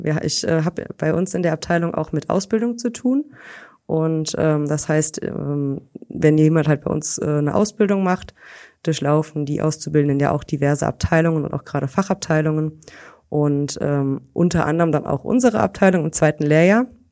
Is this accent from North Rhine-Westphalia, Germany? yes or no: no; Weitersburg, Rhineland-Palatinate, Germany; in Weitersburg. Das ist so ein kleines Örtchen hier in der Nähe von Koblenz